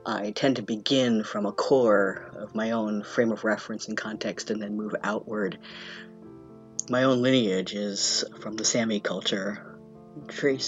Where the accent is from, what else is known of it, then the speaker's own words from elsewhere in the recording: Vermont, United States; I was born and raised in Vermont from a family of longtime Vermonters from before statehood.